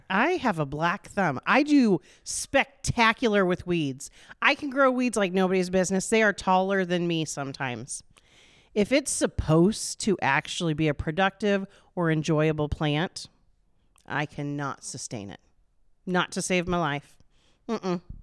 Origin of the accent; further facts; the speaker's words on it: Des Moines, Iowa, United States; moved away as an adult; also born or lived in Norwalk, Iowa; now in Indianola, United States; I grew up in Des Moines, on the east side over by the state fairgrounds